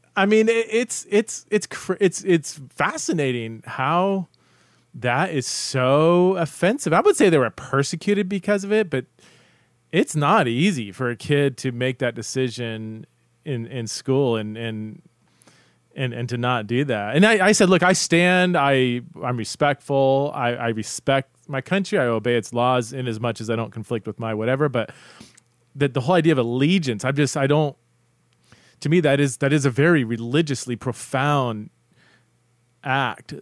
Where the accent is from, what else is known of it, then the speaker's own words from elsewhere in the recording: Southern California, United States; now in Idaho, United States; I'm from Southern Southern California.